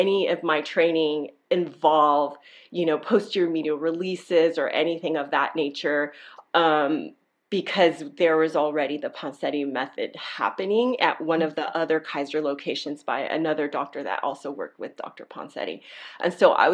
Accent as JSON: {"language": "English", "country": "Nicaragua", "moved": "yes", "lives_now": "California, United States", "said": "I'm originally from Nicaragua"}